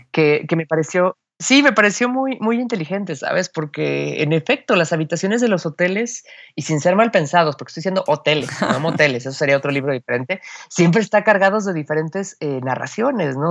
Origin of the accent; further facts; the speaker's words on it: Mexico City, Mexico; accent: chilango; el chilango, todos hablamos como película de, Pedro Infante